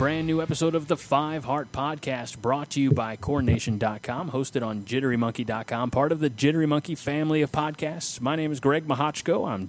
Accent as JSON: {"language": "English", "town": "St. Louis", "region": "Missouri", "country": "United States", "tie": "born or raised there", "said": "I was born and raised in the shadow of the Gateway Arch"}